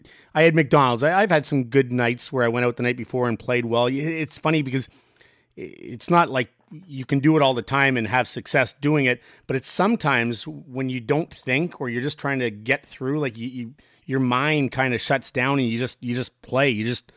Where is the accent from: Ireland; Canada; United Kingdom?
Canada; Ottawa, Ontario; Toronto is one that I would have loved to, just being Canadian and growing up in Ottawa.